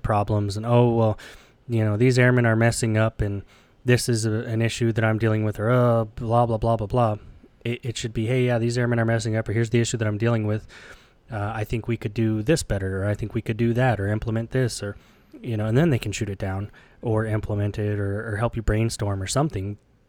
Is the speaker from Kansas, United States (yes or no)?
yes; Kansas, United States; I'm from Kansas. We see this all the time.